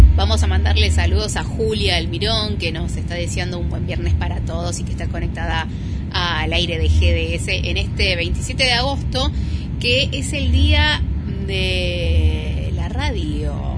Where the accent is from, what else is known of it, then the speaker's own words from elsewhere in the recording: Mar del Plata, Buenos Aires Province, Argentina; also born or lived in Parque Camet, Mar del Plata; yo soy de Polonia y Vertis, porque mi esencia está ahí. Este, más allá de que hace mil años que vivo en Parque Camet